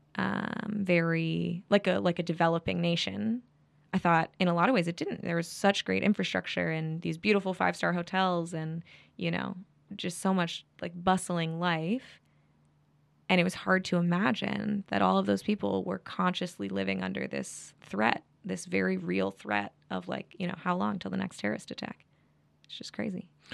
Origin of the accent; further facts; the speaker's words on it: Midwest, United States; I'm from the Midwest